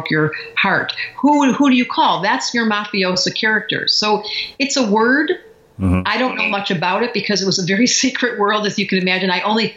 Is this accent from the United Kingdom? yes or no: no; Detroit, Michigan, United States; We grew up in Detroit.